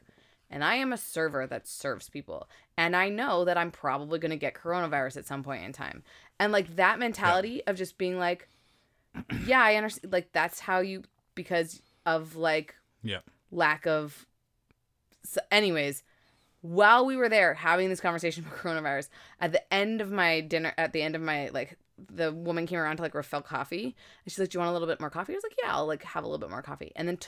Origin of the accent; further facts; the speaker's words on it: Canada; Does anybody outside of Canada know how much we have an affinity with the Netherlands